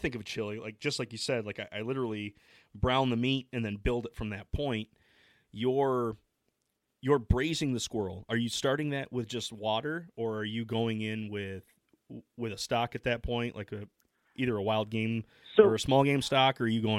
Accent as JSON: {"language": "English", "region": "Midwest", "country": "United States", "said": "because I'm from the Midwest"}